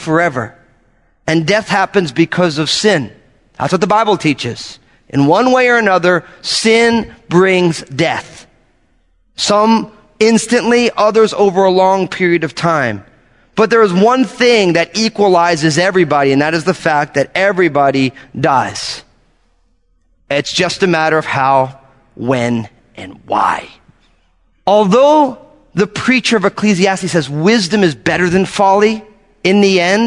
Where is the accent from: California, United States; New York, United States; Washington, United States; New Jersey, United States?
New Jersey, United States; I'm from New Jersey